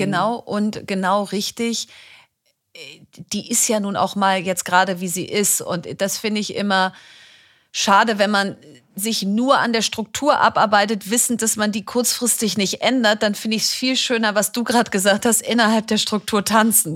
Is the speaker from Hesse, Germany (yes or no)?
no; Bielefeld, North Rhine-Westphalia, Germany; Ich komme aus Bielefeld